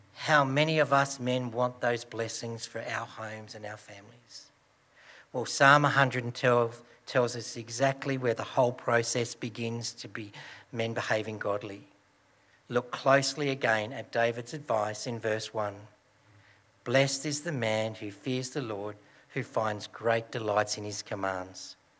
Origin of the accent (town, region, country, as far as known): Broken Hill, New South Wales, Australia; born or raised there